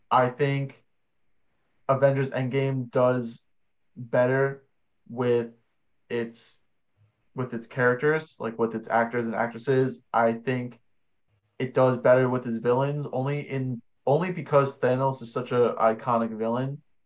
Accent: New York, United States; we're both from New York

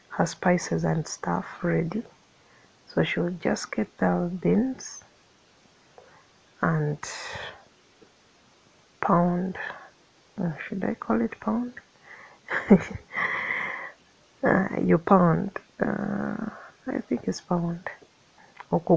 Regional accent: Mityana, Central Region, Uganda; I'm in Uganda. I hail from Metiana, which is in Sengo County, in central Uganda, in Uganda Kingdom.

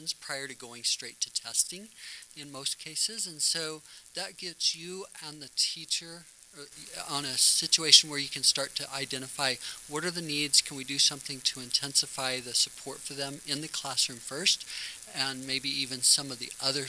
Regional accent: Oklahoma, United States; moved away as an adult; now in Utah, United States; I grew up in Oklahoma and got out here in my early 20s mostly, going to BYU and some other things that eventually led me to Utah

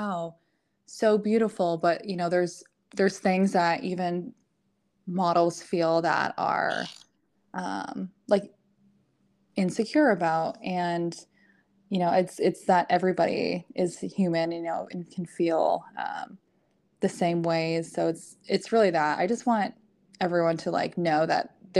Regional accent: just outside of Ottawa, Ontario, Canada; moved away as an adult; also born or lived in New York; now in Texas, United States; I grew up in Canada. So not many people know exactly where. So I always say just outside of Ottawa. I did kind of grow up in like a little small town

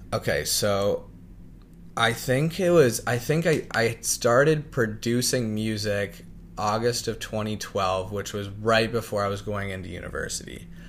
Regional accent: Niagara Falls, Ontario, Canada; also born or lived in Chippawa, Ontario / London, Ontario; now in Toronto, Canada; I was born and raised in Niagara Falls

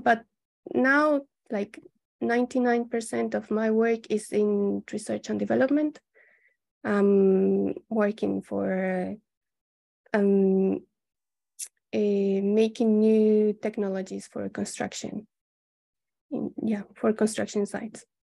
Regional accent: Colombia; moved away as an adult; also born or lived in Mexico; now in Japan; I'm from Colombia. Um, I came to Japan uh, in 2014, eight years ago

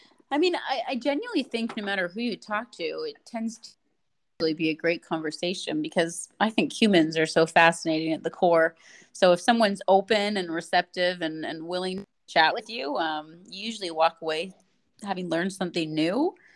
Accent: Canada; I think just as a Canadian

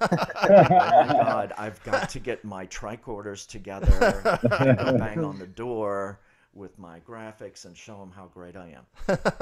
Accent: New Orleans, Louisiana, United States; moved away as an adult; now in Los Angeles, United States; I'm from New Orleans originally, and as we were saying earlier, I got to L.A. October 1st of 2000.

